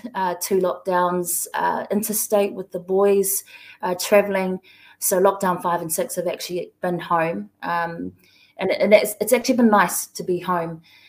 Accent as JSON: {"language": "English", "town": "Hamilton", "region": "Waikato", "country": "New Zealand", "tie": "born or raised there", "also_born_or_lived": "Auckland, New Zealand", "moved": "as an adult", "lives_now": "Melbourne, Australia", "said": "my parents are migrants. They migrated to Aotearoa, New Zealand in the 70s. I was born in Tamaki Makaurau, raised in Kirikiriroa in Hamilton, but have spent a significant portion of my life back in Tamaki Makaurau due to university"}